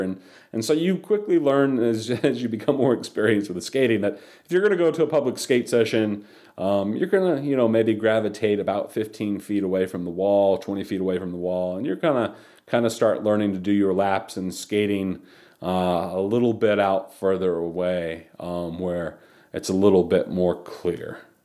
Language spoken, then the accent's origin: English; Charlotte, North Carolina, United States; also born or lived in Chicago, Illinois; I, I grew up in the South and I, in the Charlotte area